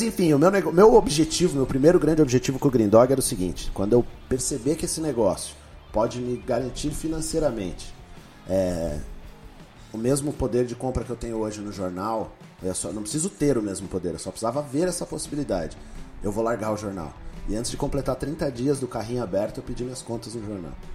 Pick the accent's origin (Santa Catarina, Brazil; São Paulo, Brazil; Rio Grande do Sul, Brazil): São Paulo, Brazil; moved away as an adult; now in Curitiba, Brazil; Eu era sou paulista